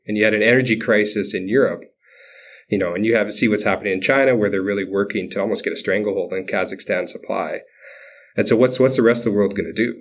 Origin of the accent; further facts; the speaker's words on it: Saskatchewan, Canada; I was born and raised in Saskatchewan